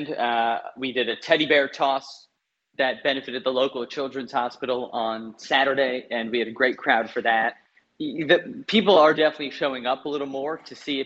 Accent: Chicago, Illinois, United States; moved away as an adult; now in Australia; as an American

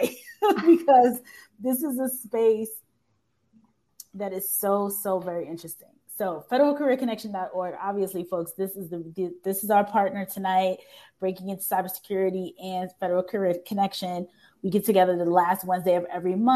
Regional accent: New York, United States; now in Washington, DC, United States; I'm from New York, and I didn't know many people in the military in New York

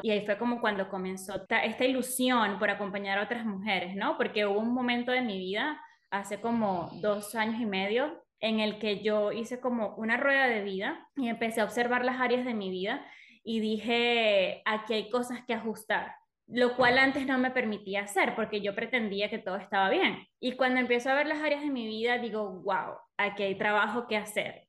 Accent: Venezuela; moved away as an adult; yo soy venezolana, Hace siete años que me mudé a este país

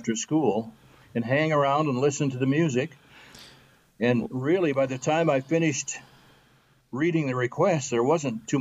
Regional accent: Albion, Michigan, United States; I was born and raised in Albion, which isn't that far away, so never got that far away from home

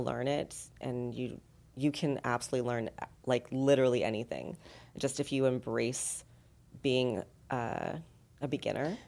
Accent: Los Angeles, California, United States; moved away as an adult; also born or lived in San Diego; now in Las Vegas, United States; I'm originally from Southern California, from LA, and then San Diego

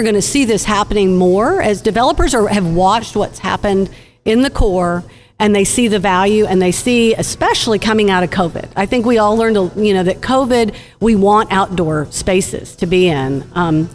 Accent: Austin, Texas, United States; now in Dallas, United States; I'm from Austin

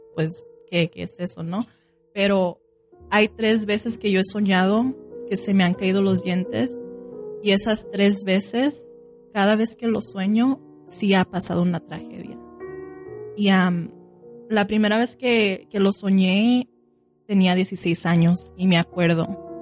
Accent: Sinaloa, Mexico; con la gente que yo fui criada, yo, nosotros somos de Sinaloa, Mazatlán, Culiacán

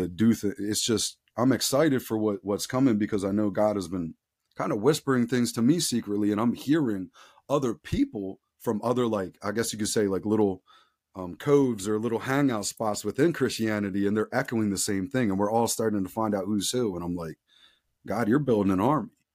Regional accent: outside of Philadelphia, Pennsylvania, United States; I grew up outside of Philadelphia, Pennsylvania, I'm still in Southeastern P

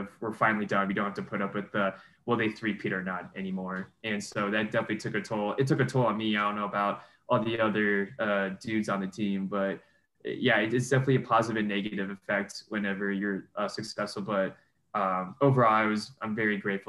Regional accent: Arizona, United States; now in Flagstaff, United States; it was in my home state

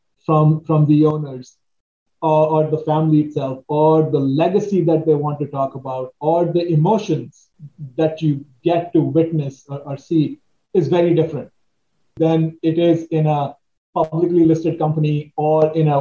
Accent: India; now in Washington, D.C., United States; as I was growing up in India

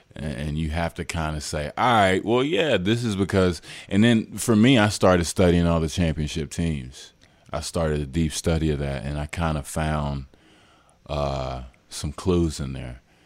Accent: Dallas, Texas, United States; moved away; I'm from Dallas, so I was back home

